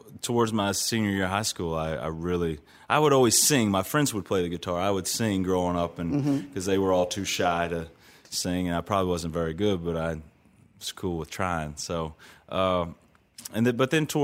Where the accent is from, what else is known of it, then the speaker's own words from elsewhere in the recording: Southern Indiana, United States; growing up in Southern Indiana